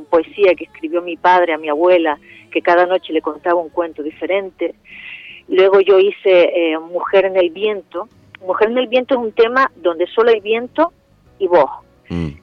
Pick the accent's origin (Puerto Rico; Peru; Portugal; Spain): Spain; Canary Islands; Canarias y por mi tierra